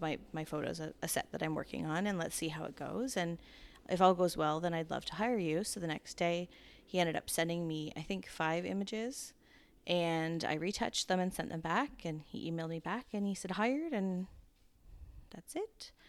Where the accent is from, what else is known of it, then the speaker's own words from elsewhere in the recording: Ontario, Canada; Ontario, Canada.